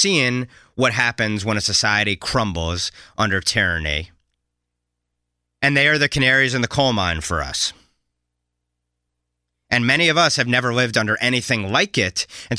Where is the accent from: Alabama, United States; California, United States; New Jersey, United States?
New Jersey, United States; New Jersey suburbs, United States; I was raised in the New Jersey suburbs, not too far from this school district, and I moved back to New Jersey recently over the last year